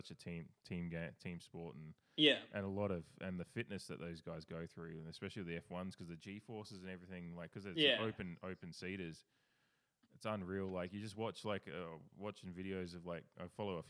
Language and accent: English; Adelaide, South Australia, Australia; born or raised there